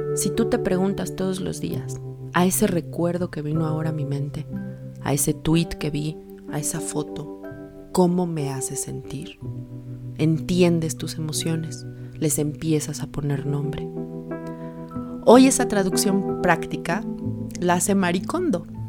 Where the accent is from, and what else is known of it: Mexico